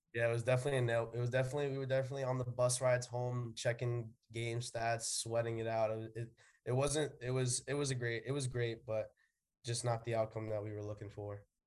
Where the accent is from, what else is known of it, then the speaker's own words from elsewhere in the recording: New York City, New York, United States; We're both from the Bronx